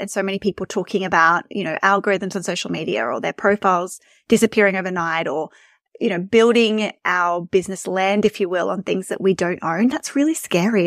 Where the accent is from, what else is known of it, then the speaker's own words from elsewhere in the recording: Australia; You can probably tell from my accent that I'm from Australia.